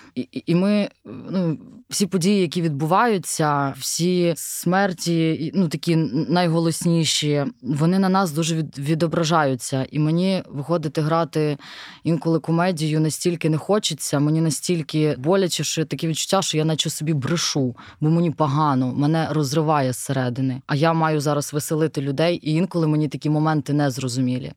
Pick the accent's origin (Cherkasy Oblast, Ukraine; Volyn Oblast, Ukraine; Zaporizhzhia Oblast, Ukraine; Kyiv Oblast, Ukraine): Kyiv Oblast, Ukraine; Bila Tserkva; я з Білої церкви, і для мене російська мова це взагалі щось було дуже далеке, тому що ну у нас суржик або українська